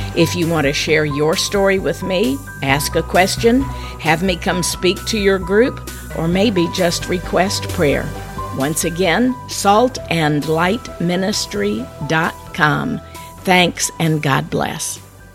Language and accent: English; Midwest, United States; moved away as an adult; now in Florida, United States; Growing up in the Midwest